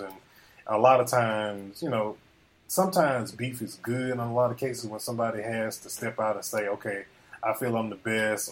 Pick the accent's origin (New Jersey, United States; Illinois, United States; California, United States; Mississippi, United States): Mississippi, United States; Greenville; born or raised there